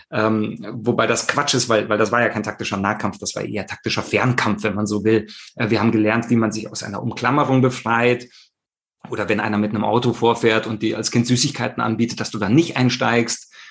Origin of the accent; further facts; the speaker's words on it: Rome, Lazio, Italy; ich selber habe meine Kindheit in Italien verbracht, also äh, so ein Nato Romano. Ich komme aus Rom, bin dort ähm, groß geworden.